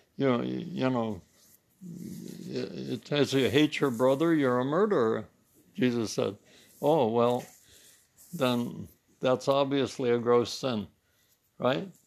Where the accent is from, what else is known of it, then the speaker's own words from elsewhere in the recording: United States; I'm German French, but I'm really American. I'm not really German French